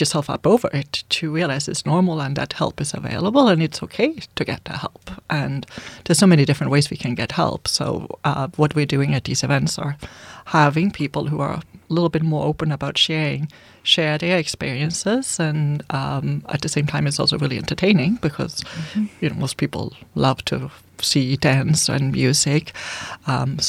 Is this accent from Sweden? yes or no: yes; Sweden; English is a second language; now in Canada; I'm from Sweden. We say it differently over there